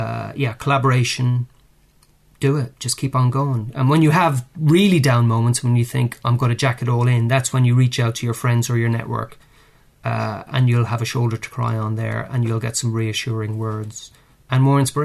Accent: Ireland; moved away as an adult; now in United Kingdom; I mean, I came over from Ireland in 1994, and I started temping in the media here, which was pretty easy to do, I found.

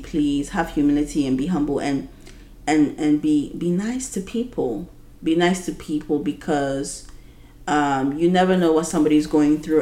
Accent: Ghana; being a Ghanaian woman who is 26 years old

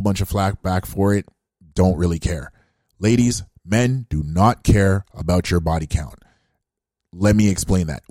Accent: Canada; being African Canadian myself

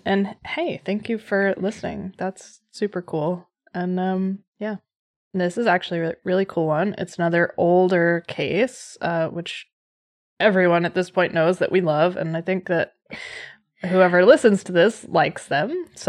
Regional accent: United States; accent: American English; first language American English; moved away; I speak a different language. I speak American English.

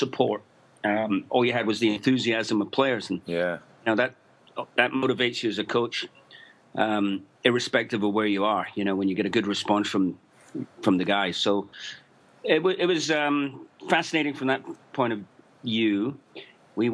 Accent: Glasgow, Scotland, United Kingdom; moved away as an adult; now in New York City, United States; I'm from originally from Scotland, from Glasgow.

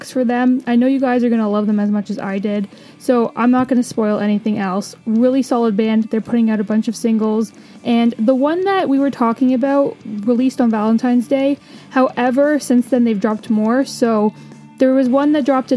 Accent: Canada; I'm a Canadian

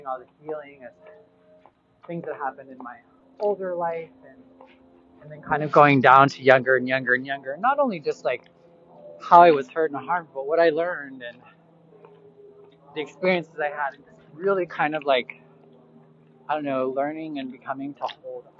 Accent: Boise, Idaho, United States; moved away as an adult; now in Chicago, United States; 10 years ago that I moved from Boise, Idaho, that I moved from here to Chicago and started my journey away from Idaho

